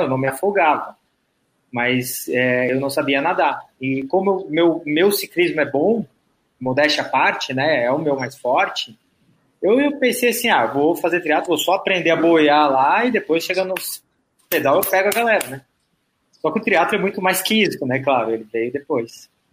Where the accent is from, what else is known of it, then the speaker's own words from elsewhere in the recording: Florianópolis, Santa Catarina, Brazil; eu sou daqui de Floripa, né? Eu estudei aqui.